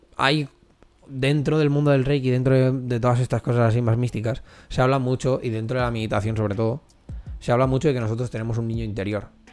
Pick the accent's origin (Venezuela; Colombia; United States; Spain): Spain; Corró, Catalonia; Somos de Curro